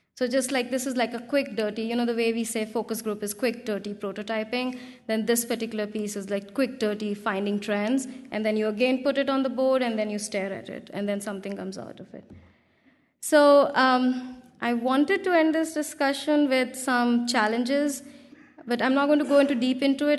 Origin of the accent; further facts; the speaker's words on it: India; English is a second language; I come from India